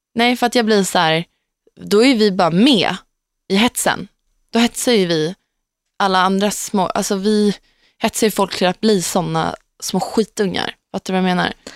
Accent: Gnesta, Södermanland, Sweden; Gnesta, där jag kommer ifrån

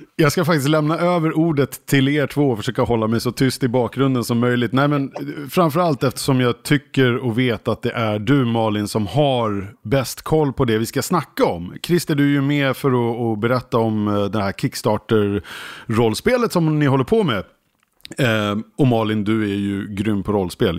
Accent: Skälby, Stockholm County, Sweden; i Skälby. Där jag är uppvuxen utanför eh, norrort i Stockholm här

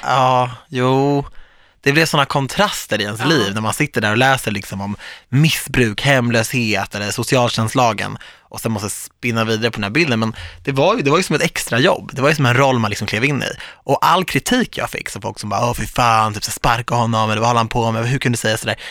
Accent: Viksjö, Stockholm County, Sweden; moved away; Jag är från Viksjö

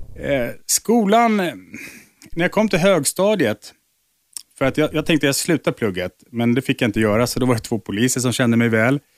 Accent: Nacka, Stockholm County, Sweden; uppe i Nacka där jag växte upp

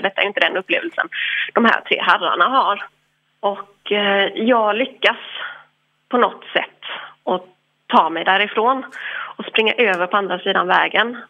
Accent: Ireland; now in Sweden; jag är irländsk

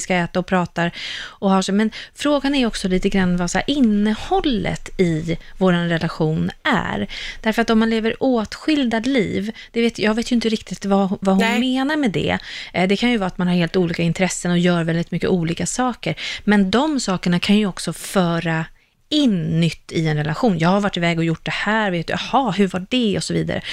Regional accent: Sweden; vi svenskar

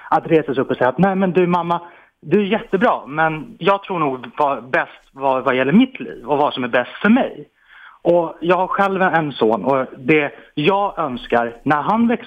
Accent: Iran; Swedish is a second language; now in Sweden; jag har själv eh, mm, ja, bakgrunden eh, som, som invandrare och är från Iran.

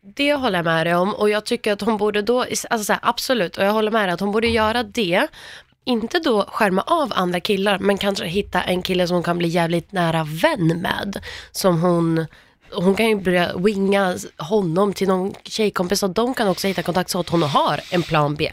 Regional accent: Värmland, Sweden; samma ställe som jag kommer ifrån, Värmland.

